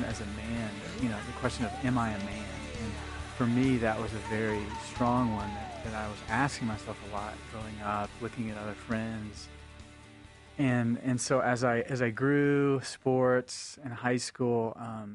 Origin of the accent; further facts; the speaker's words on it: Nashville, Tennessee, United States; I grew up in Tennessee, which is the heart of the Bible Belt in Nashville